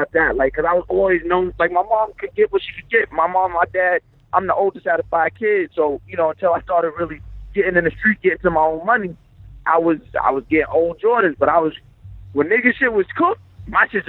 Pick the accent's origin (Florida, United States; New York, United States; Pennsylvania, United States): New York, United States; Long Island; also born or lived in Brooklyn; just a kid from Long Island by way of Brooklyn